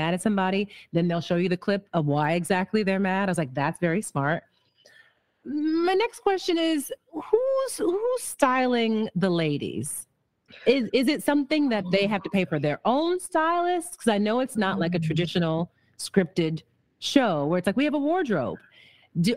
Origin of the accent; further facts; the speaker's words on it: Midwest, United States; I'm from the Midwest